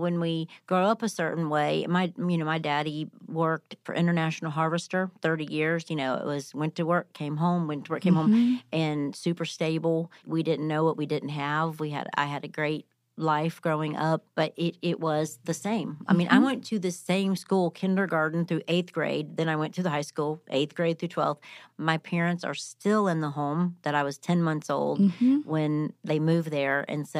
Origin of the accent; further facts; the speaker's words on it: Ohio, United States; I am from Ohio